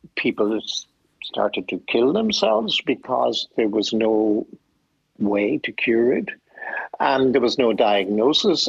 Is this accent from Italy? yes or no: no; Ennis, Munster, Ireland; I grew up in Ennis, County Clare